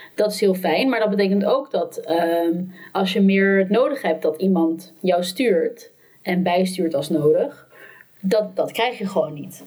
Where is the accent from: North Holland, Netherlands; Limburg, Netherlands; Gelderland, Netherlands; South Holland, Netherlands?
North Holland, Netherlands; Amsterdam; ik kom ook uit Amsterdam